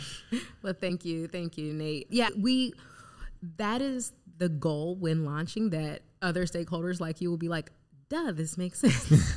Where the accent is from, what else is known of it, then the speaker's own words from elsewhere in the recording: United States; also born or lived in Gary, Indiana / Chicago, Illinois; now in Fort Wayne, United States; I was raised in Gary and Chicago